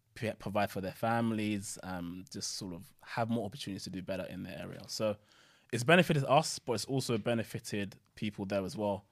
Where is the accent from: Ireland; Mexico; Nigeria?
Nigeria; now in United Kingdom; I'm originally from Nigeria.